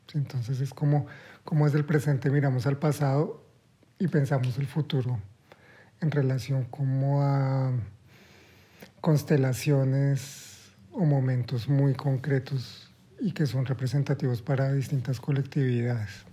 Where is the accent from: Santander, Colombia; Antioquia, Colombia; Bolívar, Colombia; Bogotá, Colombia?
Santander, Colombia; Bucaramanga; moved away as an adult; also born or lived in Bogotá; now in Berlin, Germany; yo soy de Bucaramanga, estoy en Bogotá